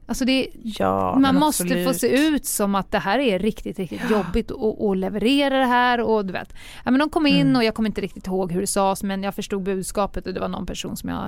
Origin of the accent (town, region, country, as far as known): Stockholm, Stockholm County, Sweden